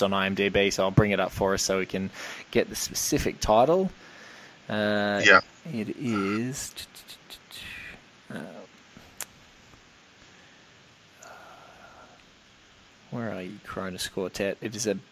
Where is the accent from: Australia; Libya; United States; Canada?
Australia; I'm from Australia. I think the widest road we have in Australia is maybe four lanes long. And what always struck me, just like being a kid from Oz